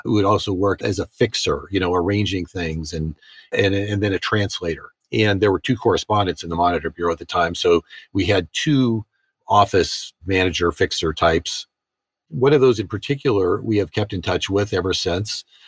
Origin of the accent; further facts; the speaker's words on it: United States; also born or lived in Moscow, Russia; I'm an American journalist.